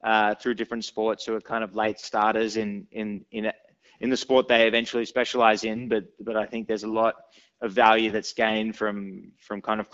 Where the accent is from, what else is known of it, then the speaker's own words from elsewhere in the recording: Sydney, New South Wales, Australia; born and raised in Sydney